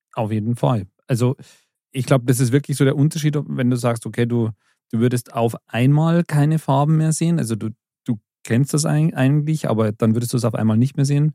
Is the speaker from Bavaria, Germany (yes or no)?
yes; Bavaria, Germany; bei uns in Bayern